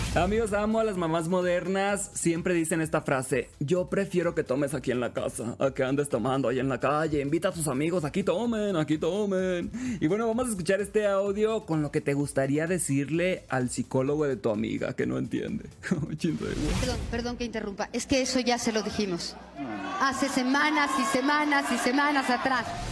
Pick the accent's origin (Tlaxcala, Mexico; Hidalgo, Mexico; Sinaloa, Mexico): Sinaloa, Mexico; Los Mochis; now in Mexico City, Mexico; Soy originario de los Mochis, Sinaloa, orgullosamente